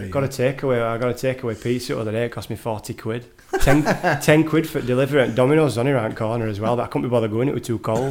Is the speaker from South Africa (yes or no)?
no; England, United Kingdom; moved away as an adult; now in Norway; I'm English